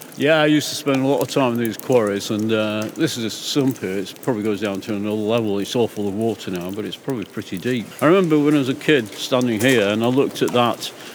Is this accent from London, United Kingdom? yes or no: no; Langdale, Lake District, North West England, United Kingdom; This is my hometown